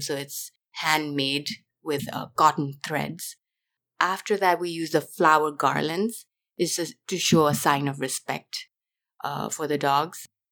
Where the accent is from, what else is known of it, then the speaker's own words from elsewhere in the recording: Nepal; now in California, United States; I grew up in Nepal